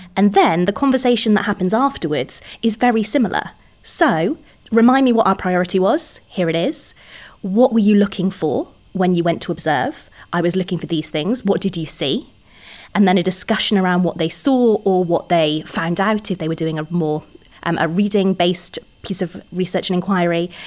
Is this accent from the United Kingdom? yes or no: yes; Cardiff, Wales, United Kingdom; moved away as an adult; also born or lived in England; I'm from Cardiff originally, so we've m-, we've moved back